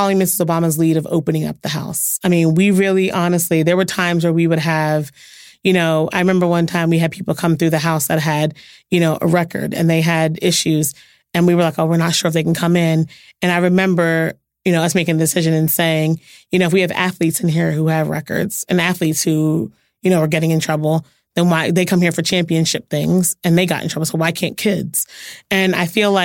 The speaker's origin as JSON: {"language": "English", "town": "Philadelphia", "region": "Pennsylvania", "country": "United States", "said": "I'm from Philly"}